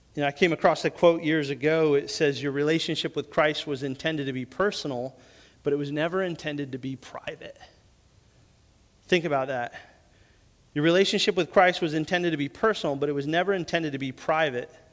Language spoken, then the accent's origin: English; New England, United States; moved away; also born or lived in the South; Growing up in New England, we didn't have